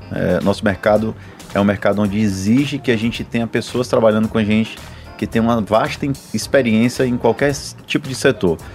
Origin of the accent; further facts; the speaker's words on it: Fortaleza, Ceará, Brazil; Sou de Sobral, não, sou de Fortaleza, cara.